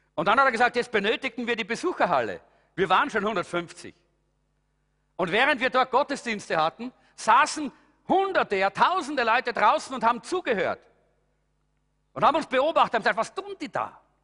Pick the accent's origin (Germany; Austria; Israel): Austria; bei uns in Europa oder in Österreich